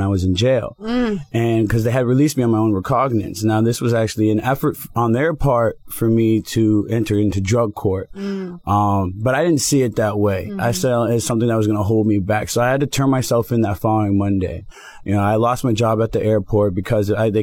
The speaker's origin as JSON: {"language": "English", "area": "Broward", "region": "Florida", "country": "United States", "moved": "as an adult", "lives_now": "Miami, United States", "said": "Miami is a big transition for me. I'm from Broward"}